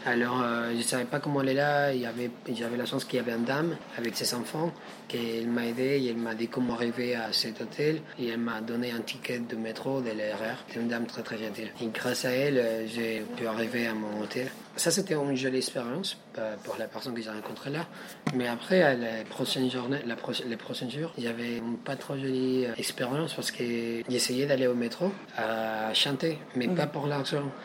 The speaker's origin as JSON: {"language": "French", "region": "Lima", "country": "Peru", "also_born_or_lived": "Brazil", "second_language": "French", "moved": "as an adult", "lives_now": "Paris, France", "said": "je suis péruvien, je viens de la capitale de Pérou, Lima"}